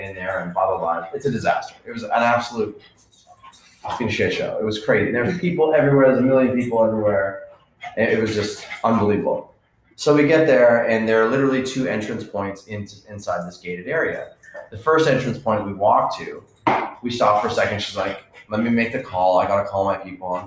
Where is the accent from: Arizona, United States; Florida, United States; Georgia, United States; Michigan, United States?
Florida, United States; Tampa; I'm from the Tampa area